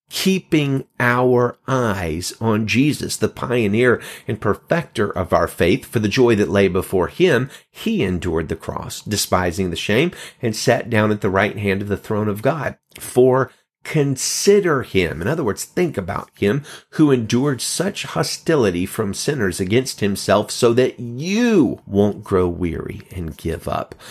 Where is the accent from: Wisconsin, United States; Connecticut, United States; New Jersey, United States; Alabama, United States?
Alabama, United States; moved away as an adult; now in California, United States; I come from the Bible Belt, live in California now. I've lived here over three years, but I was born in Alabama and lived in Alabama most of my life.